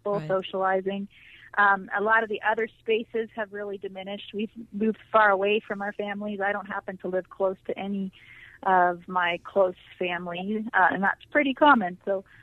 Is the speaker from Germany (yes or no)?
no; Toronto, Ontario, Canada; moved away as an adult; I grew up in Toronto, a very huge, large city in Canada